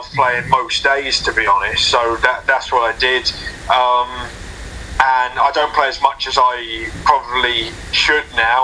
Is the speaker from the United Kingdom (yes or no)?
yes; South England, United Kingdom; I'm from South England, and there weren't actually many like big Premier League clubs near me growing up